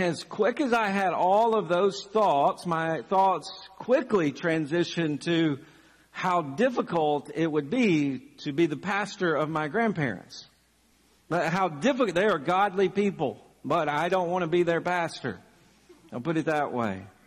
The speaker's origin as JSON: {"language": "English", "town": "Chapel Hill", "region": "Tennessee", "country": "United States", "tie": "born or raised there", "also_born_or_lived": "Birmingham, Alabama", "moved": "as an adult", "lives_now": "Lexington, United States", "said": "one of the churches that I grew up uh, in, in Chapel Hill, Tennessee"}